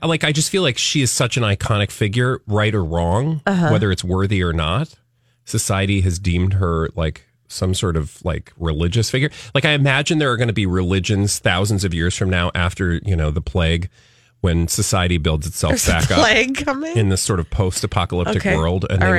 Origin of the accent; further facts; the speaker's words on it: United States; As an American